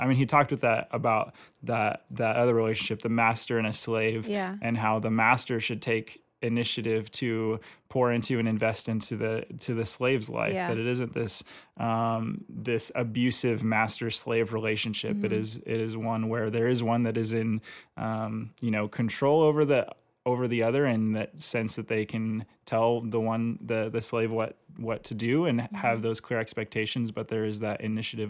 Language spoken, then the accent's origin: English; Santa Cruz, California, United States; I came from Santa Cruz and, you know, San Diego, they're like the same thing.